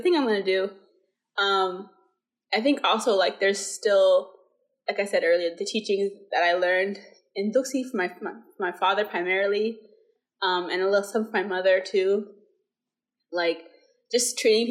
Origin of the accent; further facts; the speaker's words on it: India; moved away; I was born and raised in India.